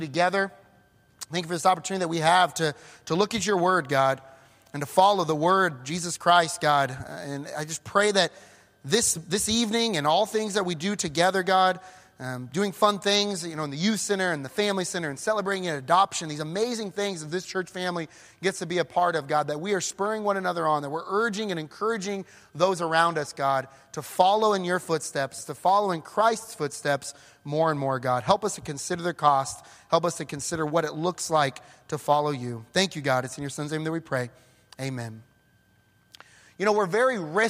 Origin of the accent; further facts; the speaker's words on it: Denver, Colorado, United States; moved away as an adult; also born or lived in Edmond, Oklahoma / Brazil; now in Weatherford, United States; I'm from Denver originally, so I am not a Southern boy